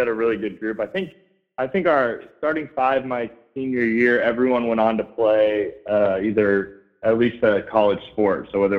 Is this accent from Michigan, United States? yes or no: no; Columbus, Ohio, United States; born there; I was born in Columbus, Ohio, so I've kind of been riding with the Buckeyes